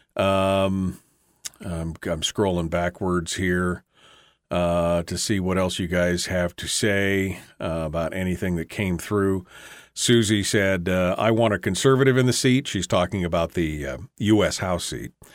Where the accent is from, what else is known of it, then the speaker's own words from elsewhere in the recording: Alaska, United States; I'm only third generation, but my, my family's been here since nineteen sixteen